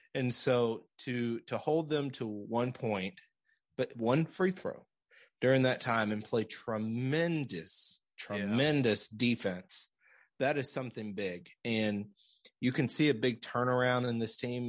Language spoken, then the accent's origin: English; Central Arkansas, United States; now in Springdale, United States; we're from Central Arkansas